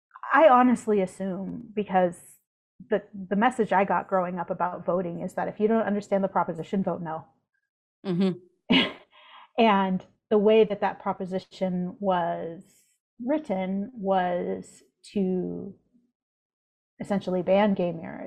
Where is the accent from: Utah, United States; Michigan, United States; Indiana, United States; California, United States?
California, United States; I was in the Central Valley.